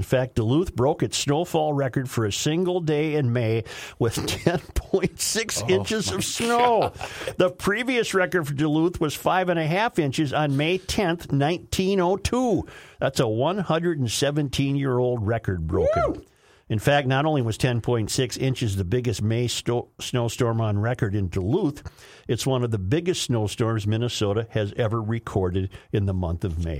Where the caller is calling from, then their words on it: Sofia, Sofia City, Bulgaria; I said, I'm listening. I said, I'm listening from Sofia, Bulgaria.